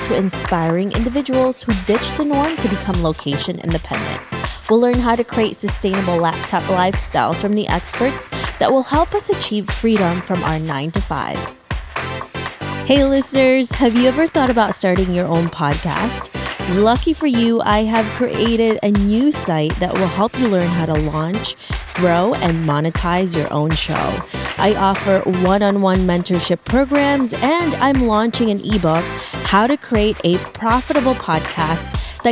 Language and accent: English; Philippines; I'm also Filipino